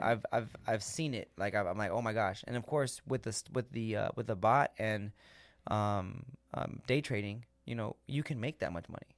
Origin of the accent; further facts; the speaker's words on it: United States; we as American citizens